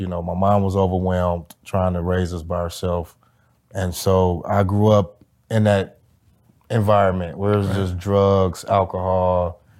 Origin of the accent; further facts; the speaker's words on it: Highland Park, Michigan, United States; I grew up in Detroit, Michigan, actually Highland Park, Michigan, which is a city centered in Detroit. It separates the east side from the west side of Detroit.